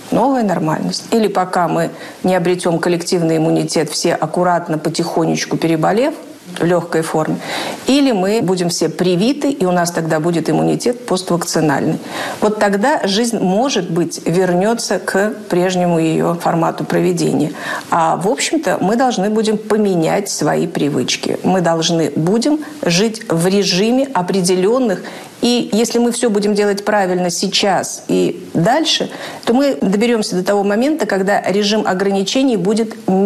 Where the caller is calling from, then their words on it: Rostov-on-Don, Rostov Oblast, Russia; Я из Ростова-на-Дону хочу насчет фейков.